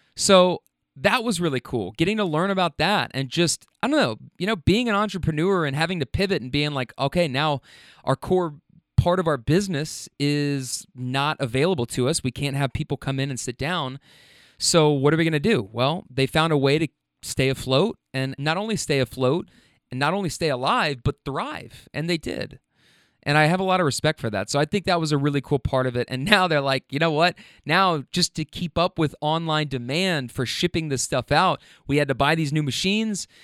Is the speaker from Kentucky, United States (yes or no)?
yes; Kentucky, United States; I'm from Kentucky.